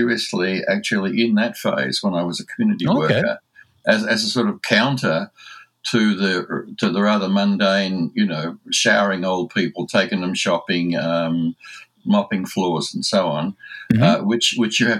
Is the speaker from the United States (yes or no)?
no; Australia; accent: Aussie; my Aussie accent